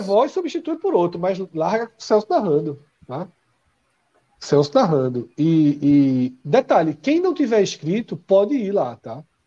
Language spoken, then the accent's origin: Portuguese; Olinda, Pernambuco, Brazil; a gente vem de Olinda